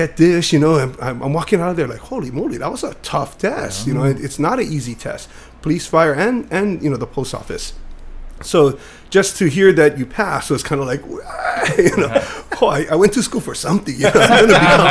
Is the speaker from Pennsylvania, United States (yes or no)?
no; Kailua, Hawaii, United States; Where I grew up was in Enchanted Lakes